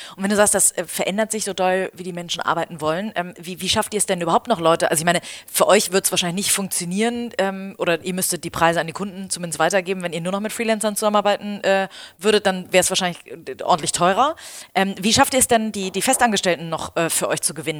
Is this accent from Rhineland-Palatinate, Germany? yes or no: no; Hamburg, Germany; ich als Hamburgerin